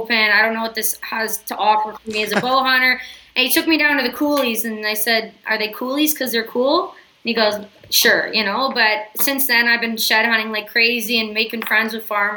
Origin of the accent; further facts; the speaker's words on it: Southern Ontario, Canada; moved away as an adult; now in Saskatchewan, Canada; I'm originally from Southern Ontario